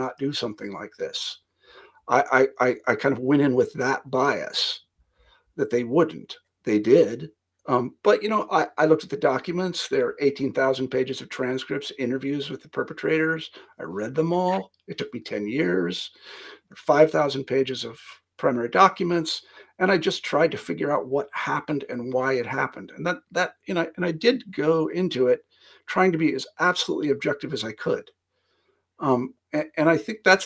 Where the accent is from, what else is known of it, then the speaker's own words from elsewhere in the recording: Kansas, United States; moved away; also born or lived in Iowa; I'm from Kansas originally, not exactly a hotbed of academia